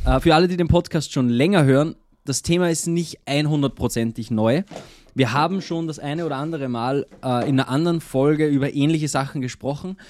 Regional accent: Austria; bei uns in Österreich ist und es umgangssprachlich oft so, dass man sagt, es macht etwas Sinn oder oder der, das Monat

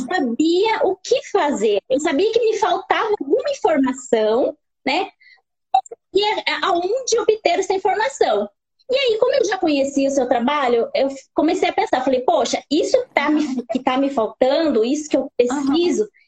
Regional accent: Guararema, São Paulo, Brazil; Eu sou de São Paulo, de Guararema

